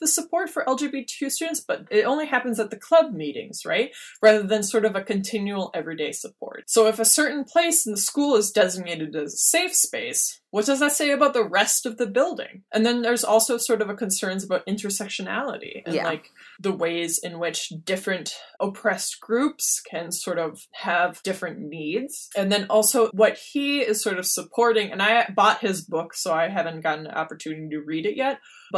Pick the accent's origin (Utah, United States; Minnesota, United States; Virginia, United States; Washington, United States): Minnesota, United States; I grew up in Minnesota.